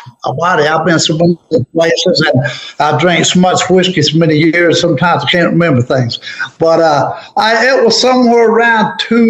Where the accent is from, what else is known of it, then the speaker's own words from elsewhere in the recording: mountains of North Carolina, United States; as an Appalachian Mountain storyteller.